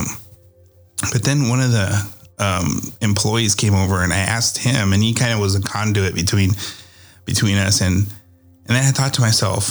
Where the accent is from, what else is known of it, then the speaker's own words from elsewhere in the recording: Iowa, United States; now in Texas, United States; I'm from Iowa and I'm in Texas as well. And I have to make my trip to Iowa once a year so I can see where I came from